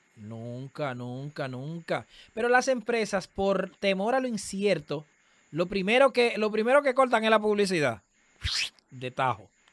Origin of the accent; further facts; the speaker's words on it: Dominican Republic; en el sector donde, donde yo nací y me, y me crié, ahí todavía está el colegio de mi mamá